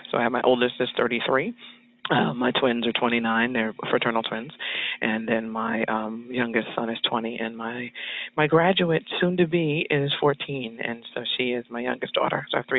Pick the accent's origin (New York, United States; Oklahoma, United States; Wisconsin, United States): New York, United States; also born or lived in California; I'm a transient, so I'm California born, New York raised, and so I'm a bicoastal chick there.